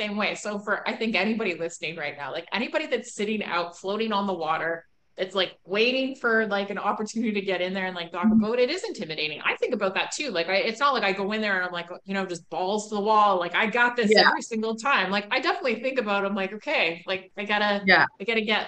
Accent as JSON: {"language": "English", "region": "Scotland", "country": "United Kingdom", "tie": "born or raised there", "also_born_or_lived": "Canada", "moved": "yes", "said": "I grew up in Scotland"}